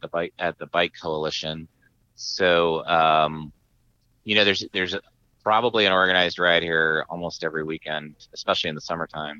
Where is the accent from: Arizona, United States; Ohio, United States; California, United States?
Arizona, United States; Tucson; now in San Diego, United States; my hometown in Tucson, Arizona